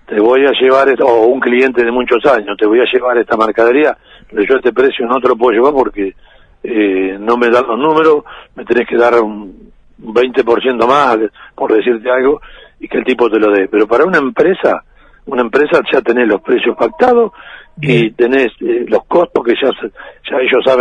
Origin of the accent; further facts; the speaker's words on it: Bolivia; yo soy camionero boliviano y tengo 30.000 litros de gasoil arriba